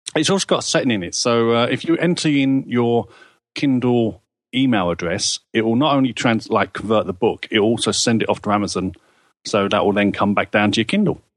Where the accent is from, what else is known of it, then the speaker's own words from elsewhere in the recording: England, United Kingdom; I'm an Englishman.